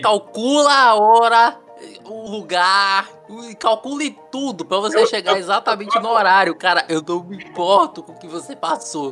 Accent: Salvador, Bahia, Brazil; eu sou de Salvador

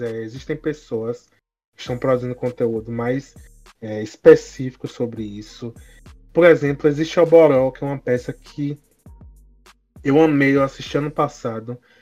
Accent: Bahia, Brazil; sou baiano

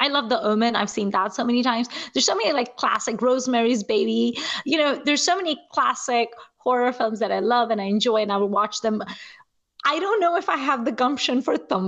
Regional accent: Nigeria; I grew up in Nigeria and we did not really have movie theaters

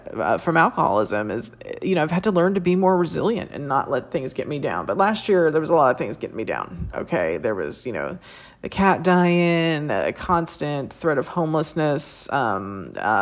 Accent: United States; I'm an American woman born and raised here

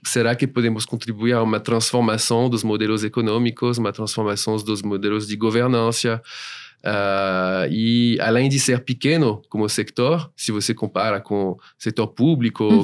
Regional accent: France; Portuguese is a second language; moved away as an adult; now in São Paulo, Brazil; eu sou francês

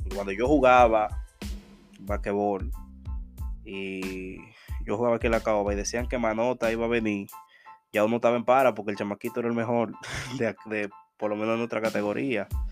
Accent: Dominican Republic; día de la Altagracia en mi país

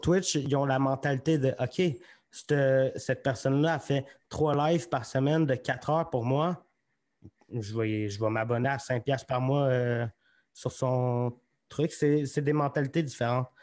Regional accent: Magog, Quebec, Canada; now in Sherbrooke, Canada; je viens de Magog.

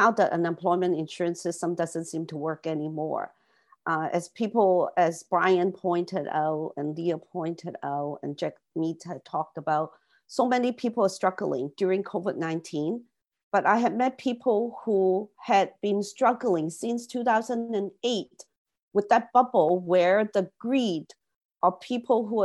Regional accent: Canada; as Canadian

